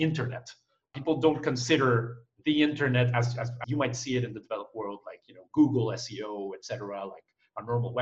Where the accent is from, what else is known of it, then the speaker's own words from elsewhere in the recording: Panama; also born or lived in Costa Rica; I was born in Costa Rica, and I moved when I was a kid to Panama.